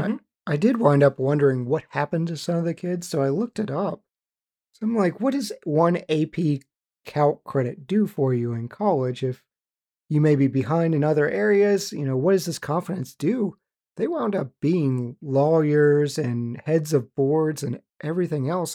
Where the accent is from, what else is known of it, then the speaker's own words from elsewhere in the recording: West Virginia, United States; we grew up in West Virginia.